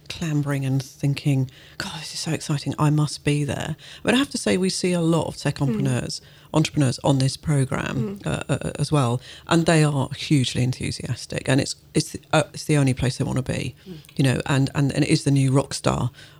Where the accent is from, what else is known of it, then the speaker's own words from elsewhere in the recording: London, United Kingdom; I'm born in London and went to school in London